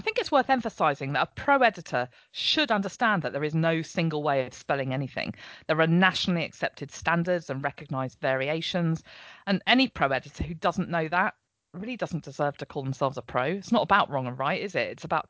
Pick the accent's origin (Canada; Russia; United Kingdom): United Kingdom; Buckinghamshire, South East England; also born or lived in Portsmouth / London; now in Norfolk, United Kingdom; I grew up in Buckinghamshire, was educated in Portsmouth, then I lived in London, and had only actually moved to Norfolk 15 years ago.